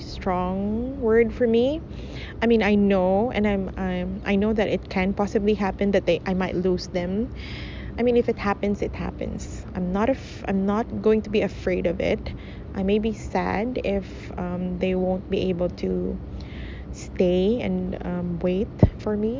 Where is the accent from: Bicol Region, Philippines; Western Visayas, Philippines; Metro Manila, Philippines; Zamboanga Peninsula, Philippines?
Zamboanga Peninsula, Philippines; Manukan; my hometown, Manukan, Zamboanga del Norte